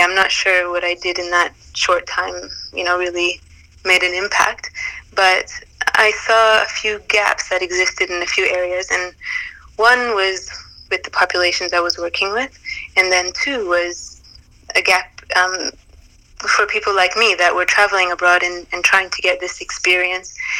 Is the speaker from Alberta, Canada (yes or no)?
yes; Calgary, Alberta, Canada; moved away as an adult; also born or lived in Toronto / Zanzibar; I was born and raised in Calgary